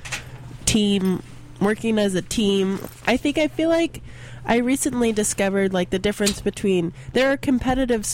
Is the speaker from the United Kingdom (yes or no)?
no; the South, United States; now in San Francisco, United States; I grew up in the South where football is a huge thing